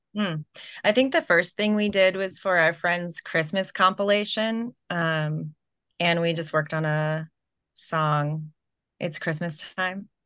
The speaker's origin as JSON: {"language": "English", "area": "Orange County", "region": "California", "country": "United States", "tie": "born or raised there", "moved": "yes", "lives_now": "San Francisco, United States", "said": "I grew up in Orange County"}